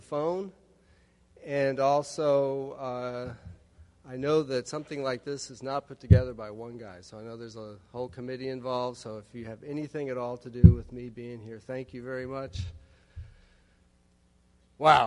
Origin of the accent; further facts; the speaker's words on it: Chicago, Illinois, United States; moved away as an adult; also born or lived in Arlington, Texas / Florida; now in Tallahassee, United States; I'm from Chicago, Illinois, over by there. And I moved to Florida 5 weeks ago